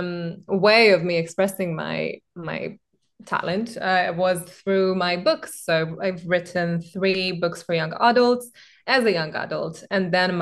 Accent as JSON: {"language": "English", "town": "Belgrade", "country": "Serbia", "said": "Serbia and Belgrade, where I'm from"}